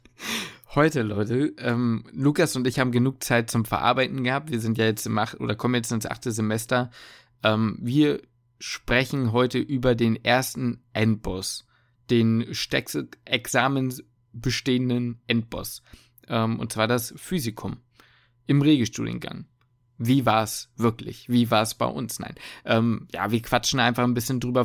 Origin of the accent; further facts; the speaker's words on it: Hamburg, Germany; ich komme aus Hamburg